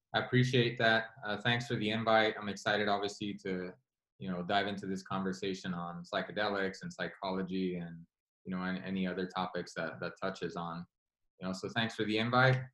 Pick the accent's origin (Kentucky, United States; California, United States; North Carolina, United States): California, United States; Los Angeles; I grew up in South Central Los Angeles, which has a lot of infamy